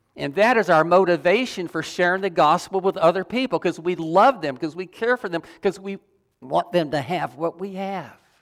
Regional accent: the South, United States; I grew up in the South

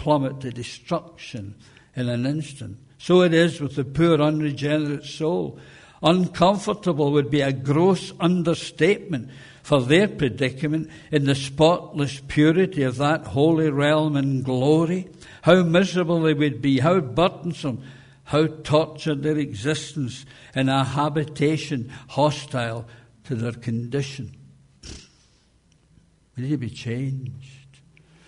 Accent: Scotland, United Kingdom; as a Scottish person

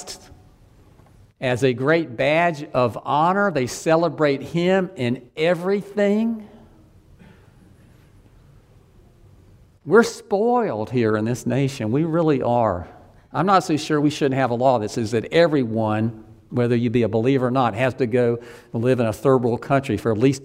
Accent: Deep South, United States; I grew up in the Deep South.

